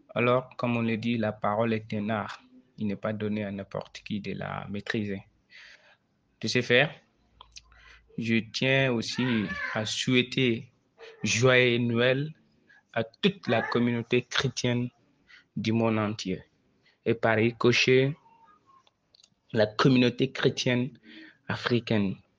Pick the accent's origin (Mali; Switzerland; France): Mali; Je suis malien